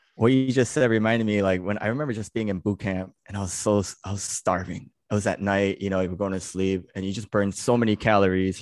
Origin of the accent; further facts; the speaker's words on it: New York City, New York, United States; also born or lived in California; I'm born and raised in New York, uh, New York City